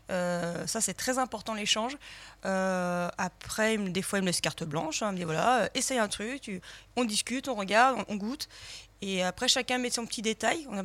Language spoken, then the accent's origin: French; Lyon, Auvergne-Rhône-Alpes, France; on est lyonnais.